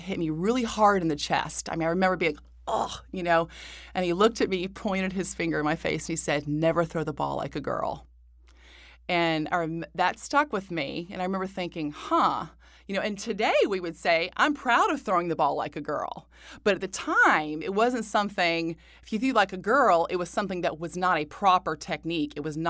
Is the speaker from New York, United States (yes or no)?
yes; Buffalo, New York, United States; born there; And then I was born in Buffalo with the Buffalo Braves when he had his best years, I would say, as a player. And I was born there.